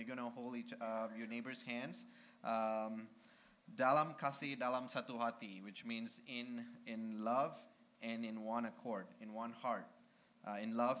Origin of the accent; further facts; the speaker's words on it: Malaysia; first language Malay; English is a second language; now in United States; our first song is actually from my language back in Malaysia. I'm from Malaysia.